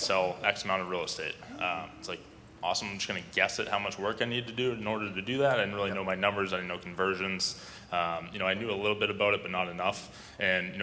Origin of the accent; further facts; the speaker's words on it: Burlington, Vermont, United States; I am from Burlington, Vermont, so a smaller market